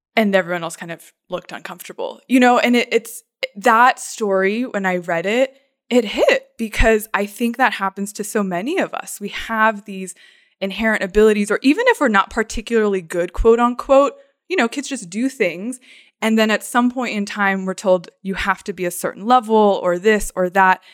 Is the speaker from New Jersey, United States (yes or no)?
no; Phoenix, Arizona, United States; I grew up in, like, East Valley, Phoenix